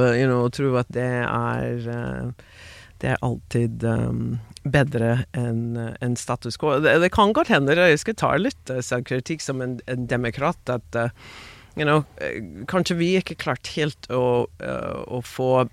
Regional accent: Maryland and DC area, United States; born or raised there; Norwegian is a second language; moved away as an adult; also born or lived in Queens, New York; now in Norway

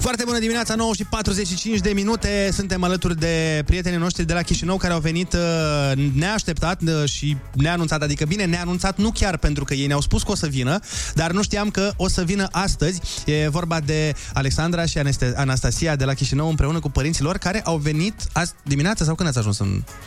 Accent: Suceava, Suceava County, Romania; now in Bucharest, Romania; Eu vin din Suceava, unde la noi e cu credință, e cu mănăstiri, cu biserici, e Bucovina

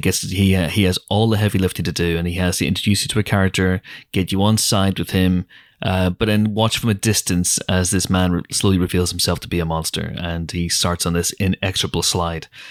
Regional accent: Northern Ireland, United Kingdom; moved away; growing up in Northern Ireland as a, as a kid

